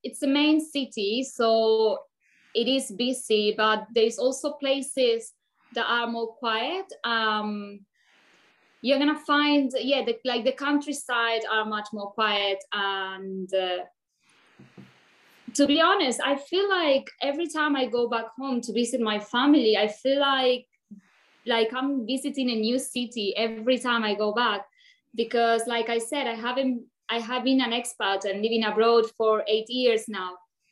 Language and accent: English; Buenos Aires, Argentina; moved away as an adult; also born or lived in Dubai; I'm from Buenos Aires